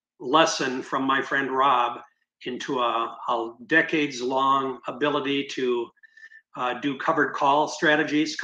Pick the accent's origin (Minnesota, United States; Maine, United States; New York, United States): Minnesota, United States; St. Paul; moved away as an adult; now in St. Petersburg, United States; I'm from the Twin Cities, which is St. Paul, Minnesota.